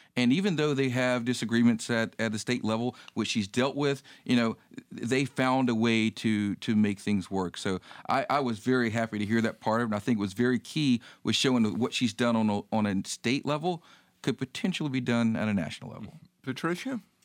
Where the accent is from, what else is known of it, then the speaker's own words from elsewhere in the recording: North Carolina, United States; I grew up in North Carolina, but my grandparents, a lot of my family is, is from the Atlanta area